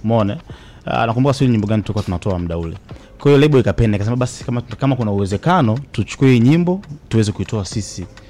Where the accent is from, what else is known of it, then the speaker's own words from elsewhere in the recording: Tanzania; mimi ni Mtanzania